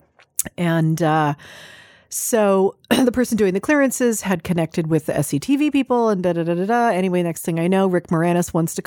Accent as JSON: {"language": "English", "region": "California", "country": "United States", "said": "I'm a Californian"}